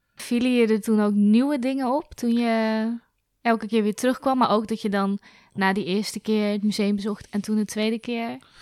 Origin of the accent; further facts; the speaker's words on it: Zwijndrecht, South Holland, Netherlands; Ik ben opgegroeid in Zwijndrecht